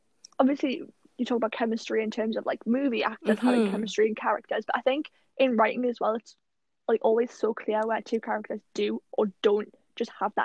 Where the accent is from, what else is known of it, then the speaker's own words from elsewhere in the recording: United Kingdom; as a Brit